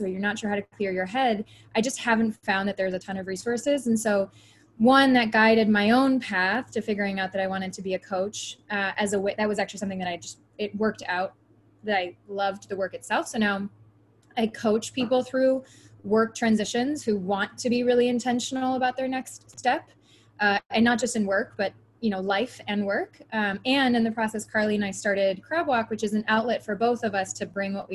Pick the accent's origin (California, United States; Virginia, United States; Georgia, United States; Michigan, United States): Michigan, United States; moved away; also born or lived in Chicago / Florida; I'm originally from Michigan